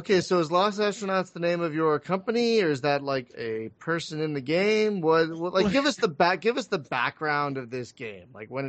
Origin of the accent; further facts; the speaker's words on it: Philadelphia, Pennsylvania, United States; I'm from Philly